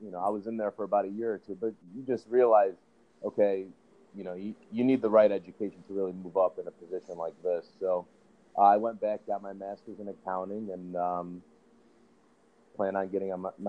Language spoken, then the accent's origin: English; Chicago, Illinois, United States; born and raised in Chicago, you know, went to school in the West Loop pretty much through high school and undergrad